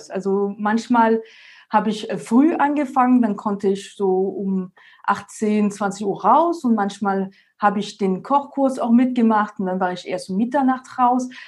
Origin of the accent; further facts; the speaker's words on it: France; German is a second language; moved away as an adult; now in Munich, Germany; wie man es schön hören kann, komme ich ursprünglich aus Frankreich. Ich bin jetzt schon seit 2012 in Deutschland, in München und bin damals wegen dem Studium erstmal und dann wegen der Liebe quasi nach Deutschland.